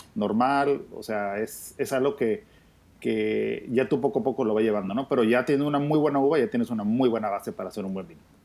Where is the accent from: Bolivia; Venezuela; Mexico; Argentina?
Mexico; Ojos Negros, Baja California; el Valle de Ojos Negros, que es el valle en el que represento y en el que he estado pues toda mi vida